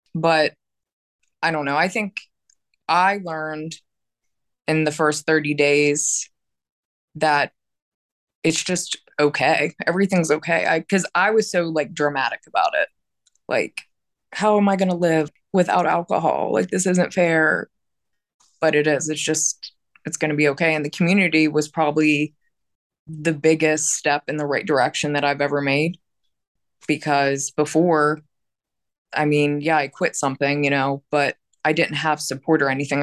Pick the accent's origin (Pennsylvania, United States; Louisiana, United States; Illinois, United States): Pennsylvania, United States; Pittsburgh; I'm from Pittsburgh, Pennsylvania